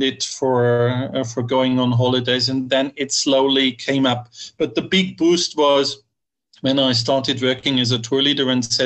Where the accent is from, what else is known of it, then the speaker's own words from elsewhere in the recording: Bavaria, Germany; accent: Bavarian dialect; first language German; English is a second language; moved away; also born or lived in Czech Republic / Italy; German by birth, despite my friend said, because I'm from Bavaria, I'm not even speaking proper German, because it's kind of a dialect.